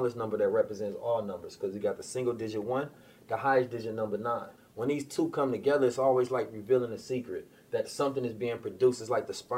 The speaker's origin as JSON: {"language": "English", "town": "Oakland", "region": "California", "country": "United States", "tie": "born or raised there", "also_born_or_lived": "St. Louis, Missouri", "said": "I was born in St. Louis. I was raised in Oakland"}